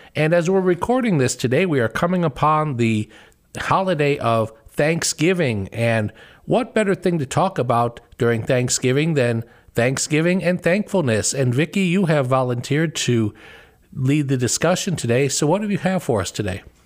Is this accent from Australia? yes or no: no; Chicago, Illinois, United States; moved away as an adult; now in Ohio, United States; we were Bears fans growing up in Chicago.